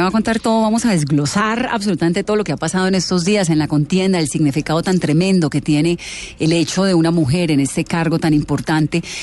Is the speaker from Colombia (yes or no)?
yes; Bogotá, Colombia; como colombiana, como bogotana